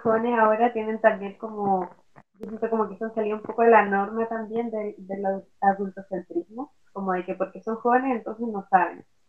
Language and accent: Spanish; Punta Arenas, Magallanes, Chile; also born or lived in Valparaíso; now in Puerto Montt, Chile; Soy nacida en Punta Arenas, eh, buena vida en Valparaíso y ahora aquí en Puerto Montt.